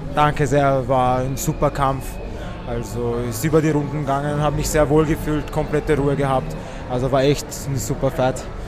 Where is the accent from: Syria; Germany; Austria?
Austria; Wiener Neustadt, Lower Austria; wir sind ja beide aus Wiener Neustadt, wohnen nicht einmal so weit voneinander